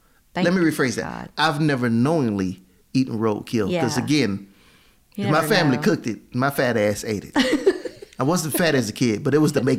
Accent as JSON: {"language": "English", "town": "Beaumont", "region": "Texas", "country": "United States", "said": "I'm from Beaumont, Texas."}